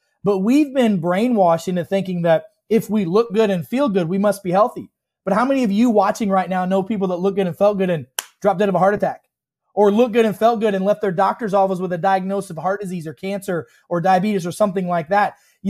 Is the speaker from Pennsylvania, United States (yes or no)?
no; Illinois, United States; You know, I grew up in Central Illinois. I'm the son of a pig farmer. We had more pigs than people where I grew up.